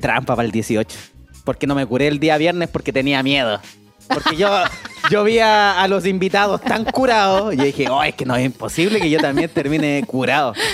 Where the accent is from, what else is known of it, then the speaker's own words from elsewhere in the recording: Talca, Maule, Chile; si soy de Talca, pues si somos guasos